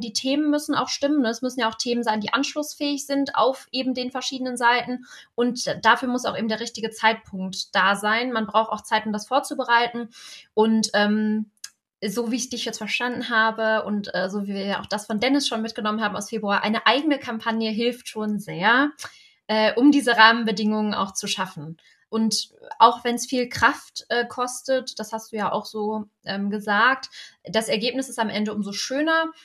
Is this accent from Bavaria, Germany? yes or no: no; North Rhine-Westphalia, Germany; ich komme ja aus NRW